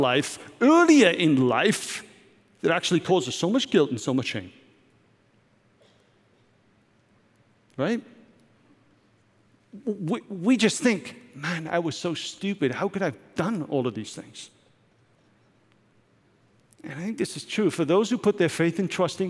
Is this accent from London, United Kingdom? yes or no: no; Wales, United Kingdom; Growing up in Wales, as I did as a teen